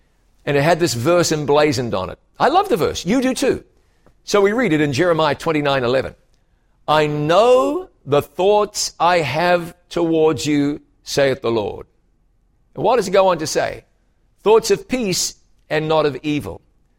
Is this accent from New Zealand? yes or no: yes; New Zealand; now in United States; to the United States from another part of the world, my home country, you know, is New Zealand. So I have a lot in common with Canadians.